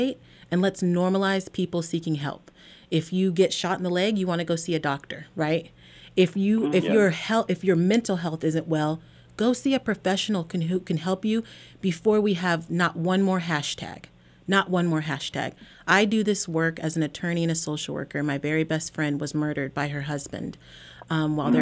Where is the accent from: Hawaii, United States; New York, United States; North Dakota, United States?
Hawaii, United States; Maui; I grew up here in Maui